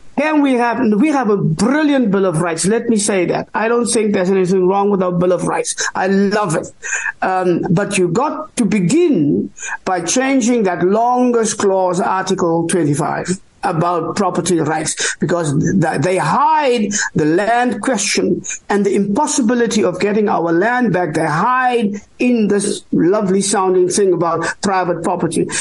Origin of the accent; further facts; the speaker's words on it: South Africa; I am an African. Uh, I am Khoi. I am San. I am uh, I am South African Bantu